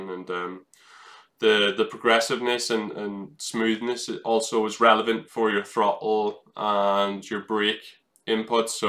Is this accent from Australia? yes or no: no; Ireland; that's what I grew up in in in Ireland, where you have bumpy tarmac.